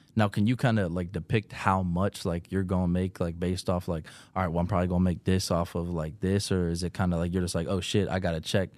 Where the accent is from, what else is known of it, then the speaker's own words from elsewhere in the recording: Pittsburgh, Pennsylvania, United States; where I'm from Pittsburgh